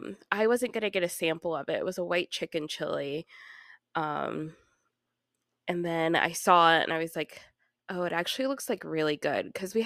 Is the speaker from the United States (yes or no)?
yes; Kansas, United States; And then I'm also from Kansas, so we eat cinnamon rolls with our chili.